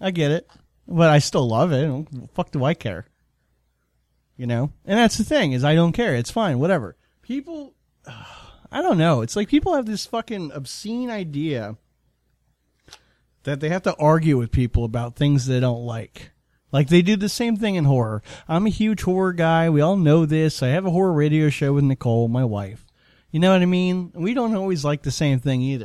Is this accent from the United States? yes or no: yes; Florida, United States; we're from Florida